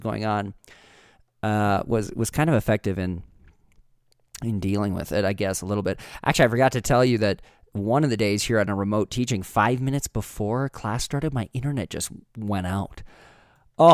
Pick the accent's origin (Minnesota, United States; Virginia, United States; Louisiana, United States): Minnesota, United States; now in Leadville, United States; Northfield, Minnesota, which is my home state